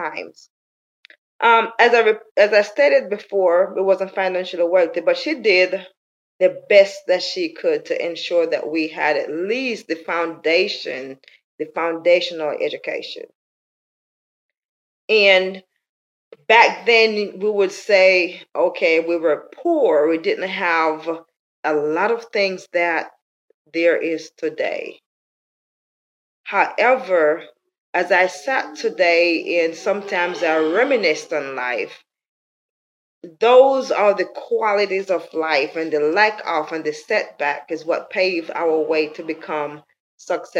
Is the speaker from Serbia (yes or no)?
no; Jamaica; moved away as an adult; I was born and raised in Jamaica. I've left Jamaica over 30 years now